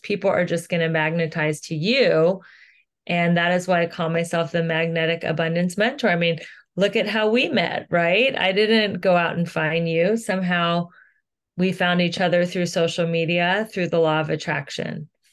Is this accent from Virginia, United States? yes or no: no; Cincinnati, Ohio, United States; moved away as an adult; now in Los Angeles, United States; I am originally from Cincinnati, Ohio. I moved to Los Angeles about twenty years ago